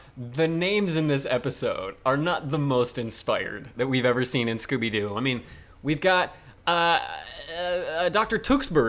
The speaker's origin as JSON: {"language": "English", "country": "Canada", "said": "But I don't know this as a Canadian thing at all."}